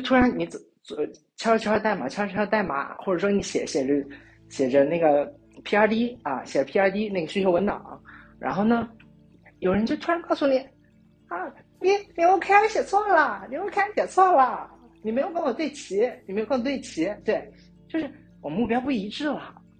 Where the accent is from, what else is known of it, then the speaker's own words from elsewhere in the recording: China; 我们中国人